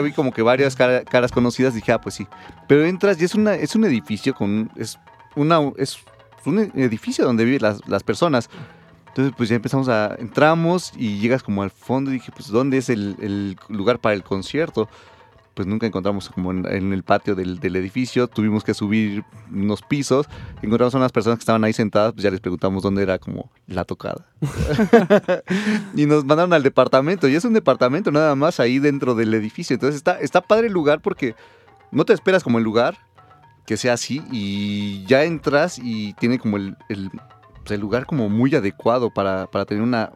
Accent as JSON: {"language": "Spanish", "country": "Mexico"}